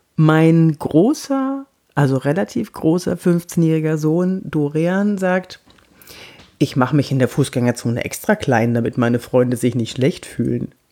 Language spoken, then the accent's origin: German; Munich, Bavaria, Germany; now in Cologne, Germany; Ich bin geborene Münchnerin, aber ich lebe schon so lange hier, jetzt mittlerweile, ah, ich glaube, über 20 Jahre